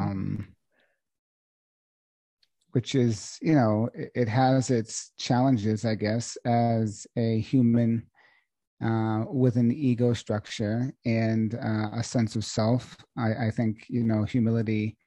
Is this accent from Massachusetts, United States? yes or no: yes; Boston, Massachusetts, United States; now in Sedona, United States; I'm from originally Boston, Massachusetts